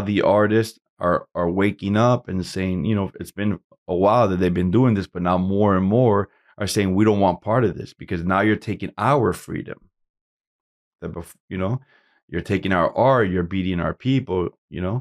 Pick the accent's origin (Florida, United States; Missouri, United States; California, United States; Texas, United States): Florida, United States; Hialeah; also born or lived in Camagüey, Cuba / Puerto Rico; We came to Miami, Hialeah. You know, I grew up in Hialeah